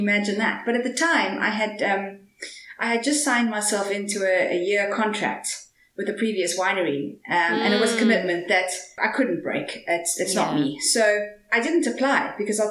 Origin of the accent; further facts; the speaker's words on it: Cape Town, Western Cape, South Africa; also born or lived in Stellenbosch; I grew up in Cape Town. And moved to Stellenbosch to study